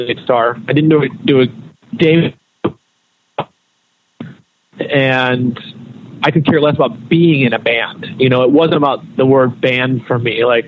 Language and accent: English; North Carolina, United States; growing up in North Carolina